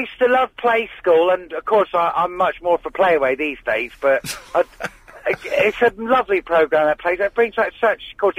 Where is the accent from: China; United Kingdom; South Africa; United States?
United Kingdom; Cornwall, South West England; moved away; you wouldn't know I come from Cornwall, would you, Derek?